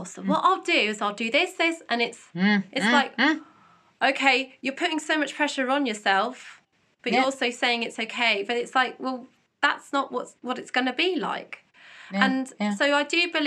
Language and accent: English; United Kingdom; we're British